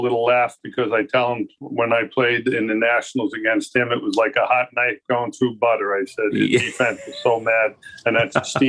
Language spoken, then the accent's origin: English; New York City, New York, United States; moved away as an adult; also born or lived in Maritimes, Canada; now in Canada; I grew up in New York City, which proud to say that I am a Canadian American citizen